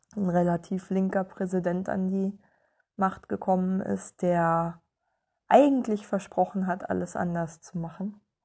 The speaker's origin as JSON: {"language": "German", "country": "Germany"}